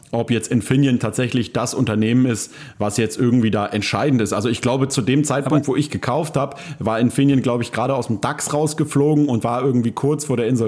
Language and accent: German; Berlin, Germany; wie das ja häufig so als Berliner Freiberufler ist, der so äh, ziemlich viel gleichzeitig macht